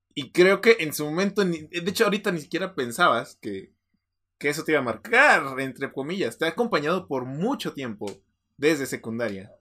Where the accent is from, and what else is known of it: Mexico